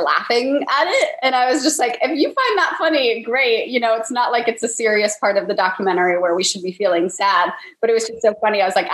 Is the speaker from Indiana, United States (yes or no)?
no; California, United States; now in Los Angeles, United States; I'm from California, but I'm not actually from